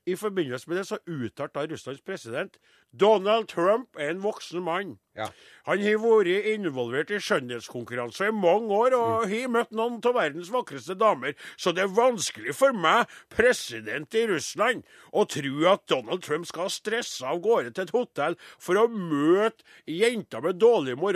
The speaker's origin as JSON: {"language": "Norwegian", "town": "Trondheim", "region": "Trøndelag", "country": "Norway", "tie": "born or raised there", "said": "Jeg vokste opp i Trondheim, bodde i Trondheim, og det her er trønderske banneord."}